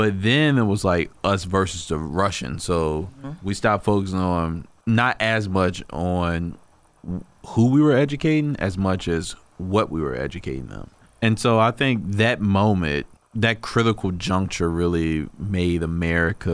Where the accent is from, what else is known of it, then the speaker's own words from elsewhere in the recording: Prince Edward County, Virginia, United States; now in Richmond, United States; I'm from Prince Edward County